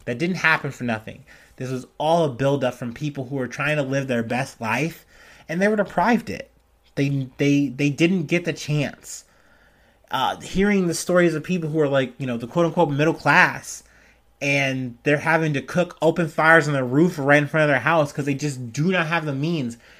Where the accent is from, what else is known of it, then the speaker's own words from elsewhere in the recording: United States; as an American